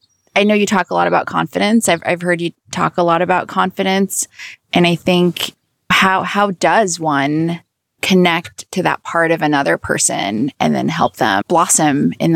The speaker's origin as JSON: {"language": "English", "country": "Philippines", "tie": "born or raised there", "moved": "yes", "said": "growing up in the Philippines is that because I was slightly different looking, there was always, and, you know, a little bit of, like, you know, Persian features"}